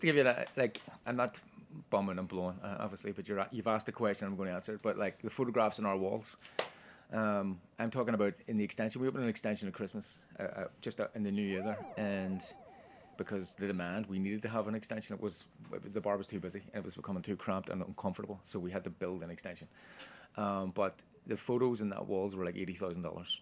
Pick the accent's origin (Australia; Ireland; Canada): Ireland; now in New York, United States; we're Irish